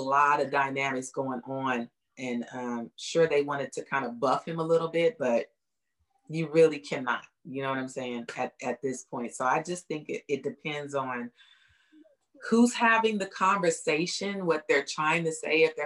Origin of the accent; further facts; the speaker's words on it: Bay Area, California, United States; moved away as an adult; now in Houston, United States; And then we moved to the Bay Area and I was raised there